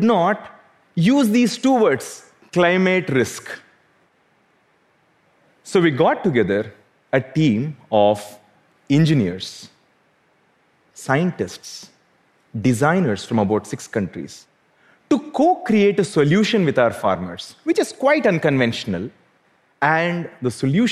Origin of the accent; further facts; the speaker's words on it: South India, India; Growing up in South India